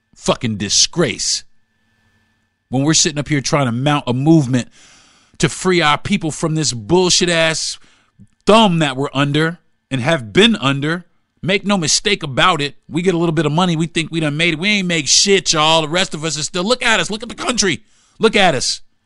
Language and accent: English; Florida, United States; growing up in Florida